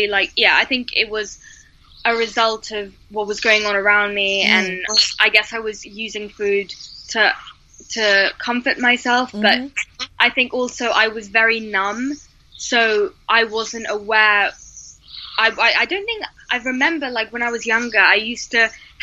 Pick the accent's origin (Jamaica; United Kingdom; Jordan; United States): United Kingdom; I'm from Greece originally, but I was born and raised here.